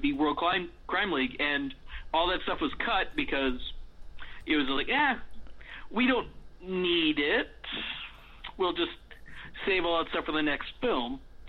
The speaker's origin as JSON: {"language": "English", "town": "Riverside", "region": "California", "country": "United States", "tie": "born or raised there", "said": "I was growing up in Riverside, California."}